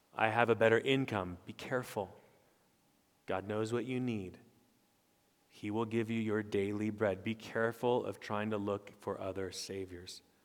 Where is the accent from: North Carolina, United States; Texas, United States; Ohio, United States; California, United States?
California, United States; Stockton; I was born in Stockton, California.